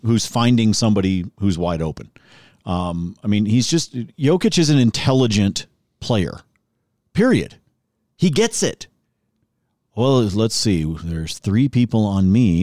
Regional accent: Oregon, United States; moved away; I grew up in Oregon, and I was working in radio in Portland

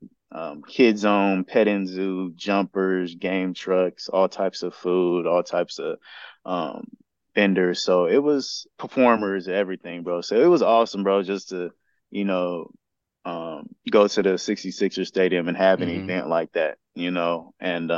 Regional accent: San Bernardino, California, United States; in my hometown

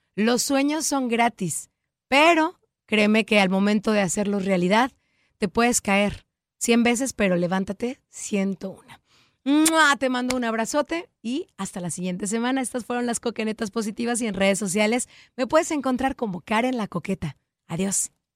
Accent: Mexico; en México utilizamos mucho el de que andar con lobos, aullar se enseña

